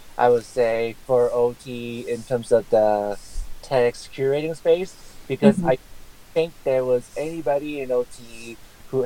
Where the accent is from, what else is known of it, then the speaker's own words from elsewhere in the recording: California, United States; my home state is California